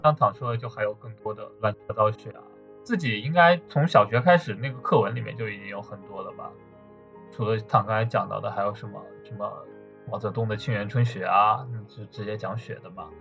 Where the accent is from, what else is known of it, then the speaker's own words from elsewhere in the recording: Wuhan, Hubei, China; now in Beijing, China; 我小时候在武汉